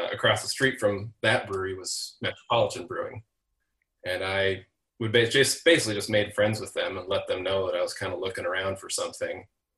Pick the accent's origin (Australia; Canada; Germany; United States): United States; Seattle, Washington; now in Chicago, United States; I am not native Chicago. I'm from Seattle, Washington, originally.